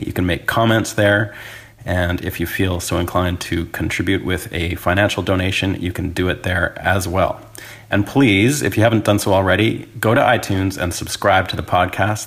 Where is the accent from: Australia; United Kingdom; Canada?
Canada; moved away as an adult; now in Nashville, United States; I'm a Canadian guitarist, songwriter, producer, and engineer, and I've been living and working here in Nashville for the last four years